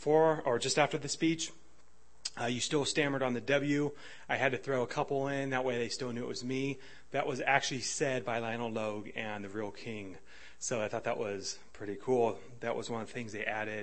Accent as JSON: {"language": "English", "country": "United States", "said": "I'm American"}